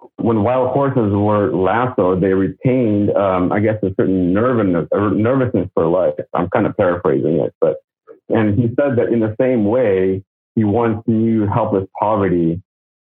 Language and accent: English; Russia; now in Los Angeles, United States; Growing up in Russia